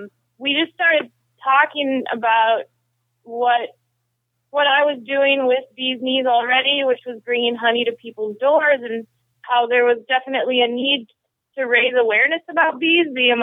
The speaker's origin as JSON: {"language": "English", "region": "Minnesota", "country": "United States", "said": "I'm from Minnesota. I got a degree in global studies at the University of Minnesota."}